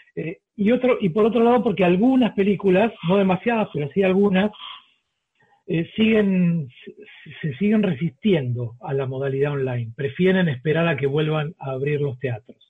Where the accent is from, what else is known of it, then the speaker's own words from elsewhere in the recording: Argentina; moved away as an adult; now in Colombia; como argentino